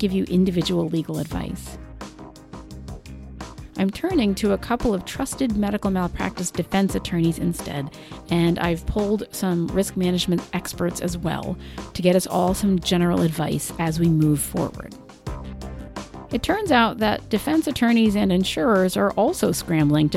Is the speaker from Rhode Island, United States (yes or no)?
yes; Rhode Island, United States; from my home state of Rhode Island